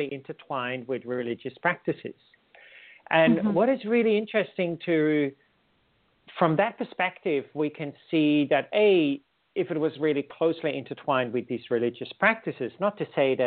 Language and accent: English; Netherlands; moved away as an adult; also born or lived in India; now in Australia; I'm originally from the Netherlands